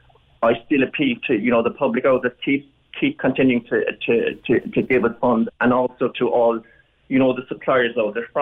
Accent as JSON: {"language": "English", "area": "West Cork", "region": "Munster", "country": "Ireland", "moved": "as an adult", "lives_now": "East Cork, Ireland", "said": "I'm not from Killa, I'm from West Cork originally, but I came to live in East Cork in 95"}